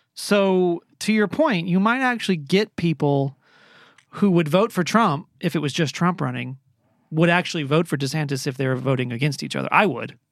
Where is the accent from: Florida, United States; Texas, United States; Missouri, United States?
Florida, United States; I was born in Florida